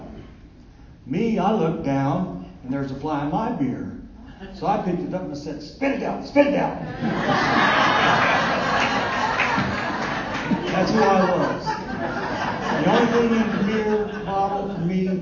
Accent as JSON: {"language": "English", "town": "Dayton", "region": "Ohio", "country": "United States", "said": "I'm from Dayton, Ohio."}